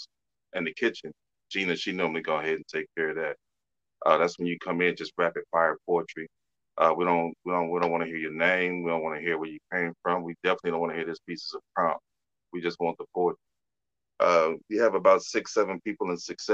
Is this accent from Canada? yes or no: no; Detroit, Michigan, United States; now in Arkansas, United States; I'm from Detroit, actually. Transport down here to Arkansas